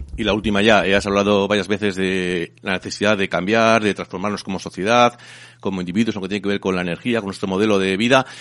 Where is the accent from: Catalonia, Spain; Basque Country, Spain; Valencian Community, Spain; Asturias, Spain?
Basque Country, Spain; Almice; mi pueblito, yo soy de, de Almice